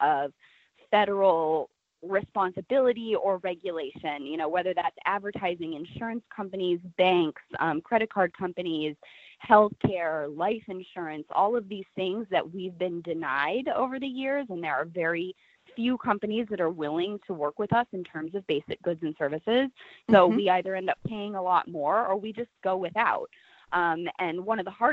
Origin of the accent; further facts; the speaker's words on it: Nebraska, United States; I grew up in Nebraska, very conservative state.